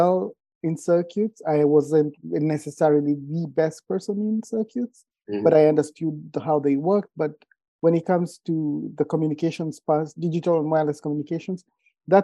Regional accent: Kenya; moved away as an adult; also born or lived in California / Oregon; now in United States; I am originally from Kenya. I've been around the world and I moved to the States for school

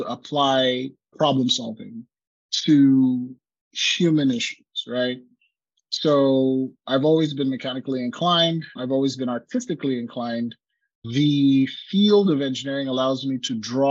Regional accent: Lagos, Nigeria; moved away as an adult; also born or lived in Utah, United States / Silicon Valley, United States; now in Oregon, United States; So I grew up in Lagos, Nigeria.

